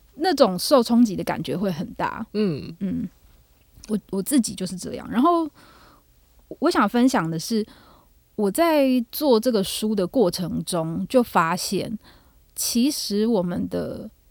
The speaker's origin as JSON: {"language": "Chinese", "country": "Taiwan", "said": "我们台湾人的信仰没有那么密切"}